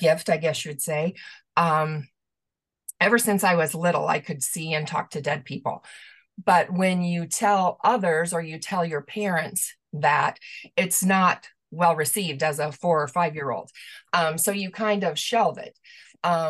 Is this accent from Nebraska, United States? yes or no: yes; Omaha, Nebraska, United States; I was born and raised in Omaha, Nebraska